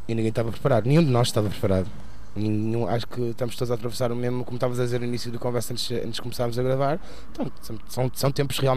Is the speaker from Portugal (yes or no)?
yes; Porto, Norte, Portugal; próximo disco chamado … que é um interlúdio e uh, é, um, é um rod, um hino à minha cidade, claro, onde cresci.